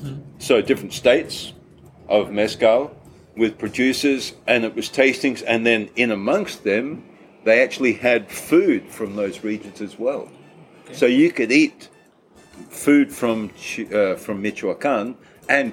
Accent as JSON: {"language": "English", "country": "Australia", "said": "being Australian as a official mezcal ambassador"}